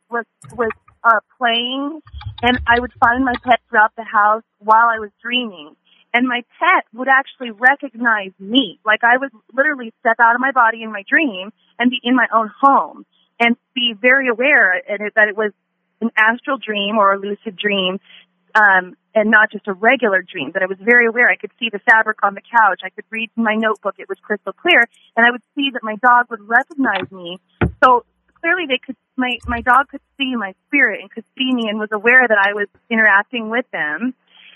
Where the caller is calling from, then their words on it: Las Vegas, Nevada, United States; Calling from Las Vegas, Nevada